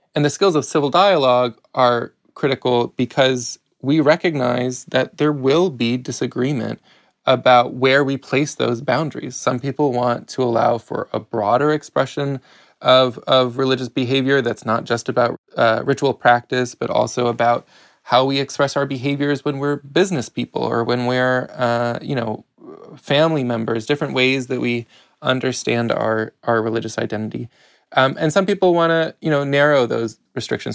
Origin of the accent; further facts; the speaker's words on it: outside of Chicago, Illinois, United States; I grew up outside of Chicago